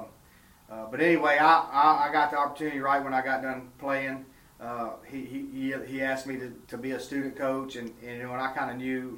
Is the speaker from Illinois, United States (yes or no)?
no; Louisiana, United States; moved away as an adult; also born or lived in Mississippi; now in Arkansas, United States; I'm from Louisiana and went to high school there